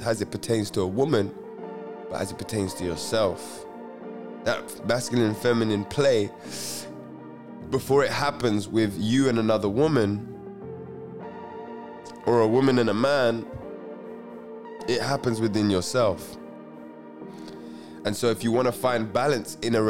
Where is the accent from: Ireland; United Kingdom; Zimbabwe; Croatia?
United Kingdom; London; I'm a Londoner through and through